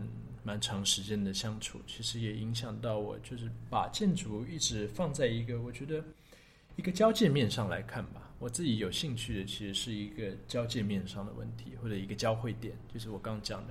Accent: London, United Kingdom; born there; 因为我想我生在就是生在伦敦这个地方，那我当然应该多去了解这个城市，多去挖这个宝藏这样子。

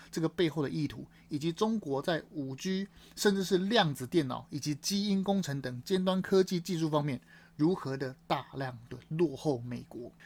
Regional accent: Taiwan; 我们身为台湾人

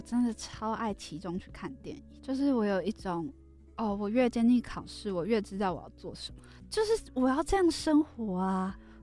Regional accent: Kaohsiung, Taiwan; moved away; 我是高雄人

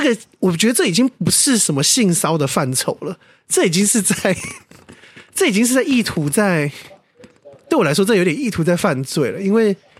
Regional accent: Taiwan; 可是台湾就没有这种东西

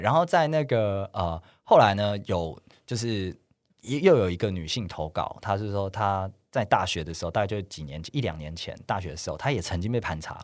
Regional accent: Taiwan; 我们是台湾人

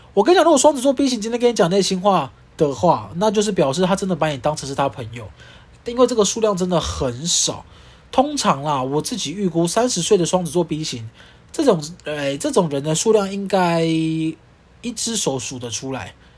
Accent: Kaohsiung, Taiwan; now in Taipei, Taiwan; 我是住在我是出生在高雄，现在住在台北市的

